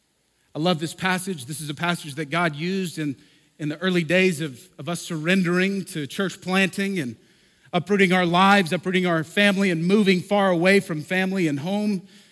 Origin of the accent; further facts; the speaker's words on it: the Bible Belt, United States; For many years, I grew up in the Bible Belt.